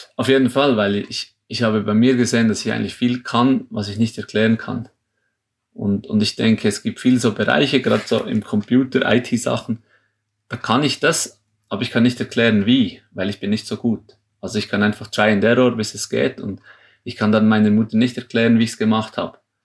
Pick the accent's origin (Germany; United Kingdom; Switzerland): Switzerland; für uns als Schweizer